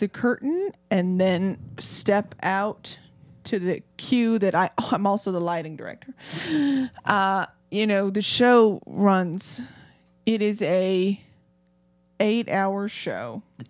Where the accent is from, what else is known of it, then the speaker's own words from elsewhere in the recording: Sevierville, Tennessee, United States; Anyway, I'm from Sevierville.